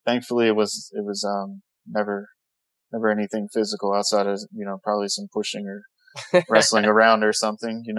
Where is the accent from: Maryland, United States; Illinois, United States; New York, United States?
Maryland, United States; Baltimore; moved away as an adult; also born or lived in San Antonio, Texas; now in West Palm Beach, United States; Originally from Baltimore, Maryland, and then lived there for my first 23 years